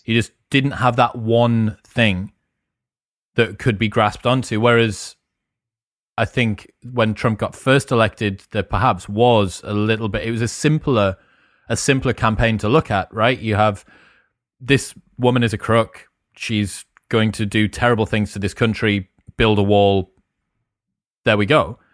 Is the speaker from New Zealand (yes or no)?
no; United Kingdom; first language English; as a British person